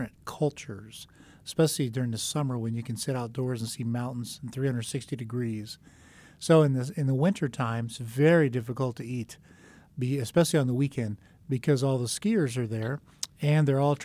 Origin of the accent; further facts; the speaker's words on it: South Florida, United States; moved away; I grew up in South Florida